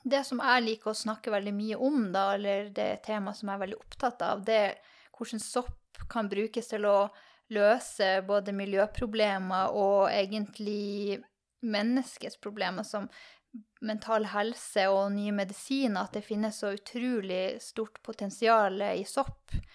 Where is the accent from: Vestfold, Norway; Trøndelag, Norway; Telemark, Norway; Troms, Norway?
Troms, Norway; Tromsø; Jeg er fra Tromsø